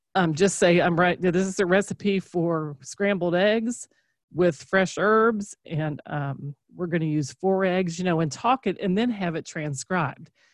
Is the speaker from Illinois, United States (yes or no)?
no; Kentucky, United States; we're from Kentucky